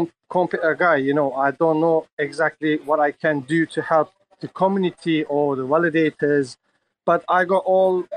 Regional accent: Turkey; now in England; I'm from England, but yes, I'm from Turkey, but I live in England.

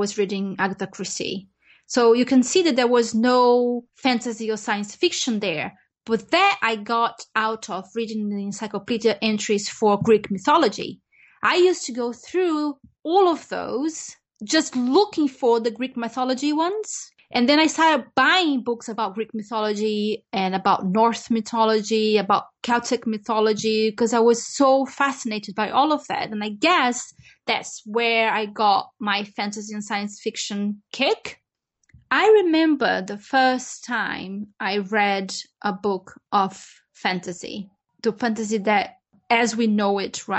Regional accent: Brazil; When I was growing up in Brazil

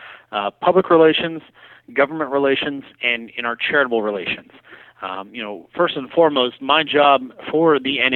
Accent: Nebraska, United States; I am a proud Nebraskan, so I hail from the Good Life State

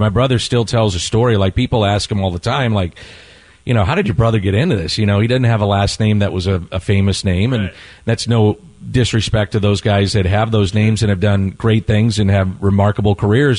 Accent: St. Louis, Missouri, United States; I, I, was born and raised in South St. Louis

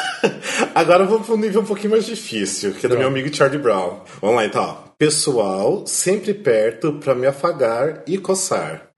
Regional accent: interior of Paraná, Brazil; now in São Paulo, Brazil; eu sou do interior de, é, do Paraná

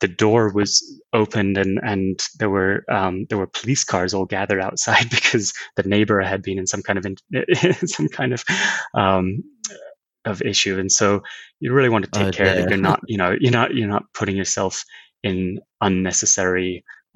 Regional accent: Scotland, United Kingdom; I grew up in Scotland

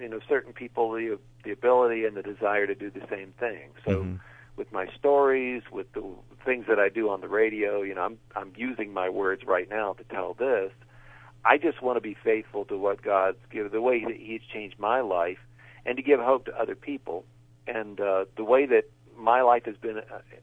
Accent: West Virginia, United States; I grew up in West Virginia, and I've written a series of books based on my hometown

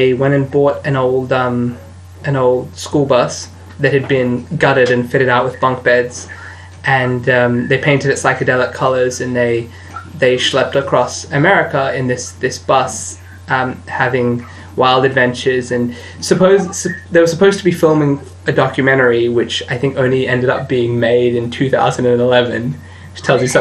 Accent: Australia; I'm an Australian

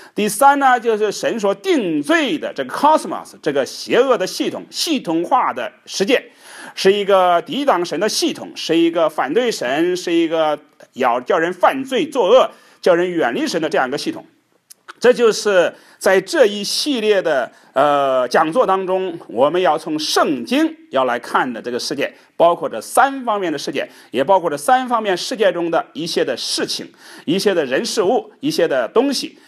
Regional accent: China; 我们中国人，一年最大的节气就是这个春节

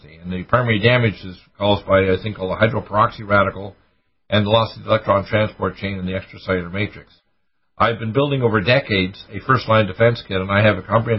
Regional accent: New York, United States; in some of the districts that I grew up in New York

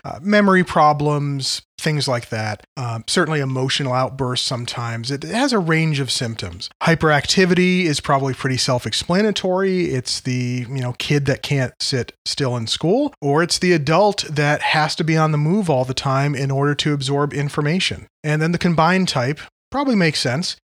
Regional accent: Connecticut, United States; where I grew up in Connecticut

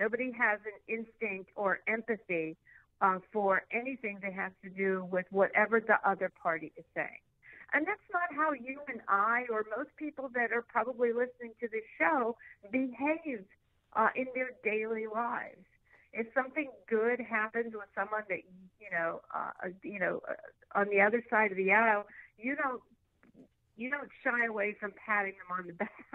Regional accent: Pittsburgh, Pennsylvania, United States; I'm from Pittsburgh.

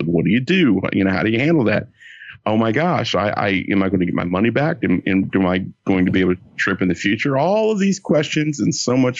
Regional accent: Atlanta, Georgia, United States; I'm from Atlanta

